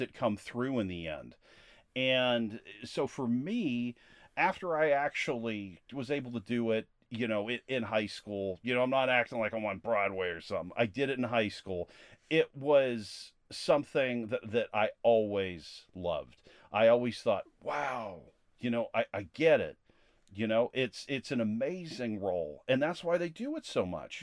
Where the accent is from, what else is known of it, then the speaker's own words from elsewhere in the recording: Latrobe, Pennsylvania, United States; I was born in Latrobe, Pennsylvania